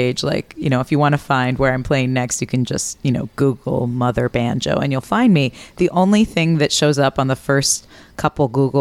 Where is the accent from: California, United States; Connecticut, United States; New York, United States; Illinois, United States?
Connecticut, United States; New Haven; moved away as an adult; also born or lived in Ohio; now in Minneapolis, United States; I'm originally from New Haven, Connecticut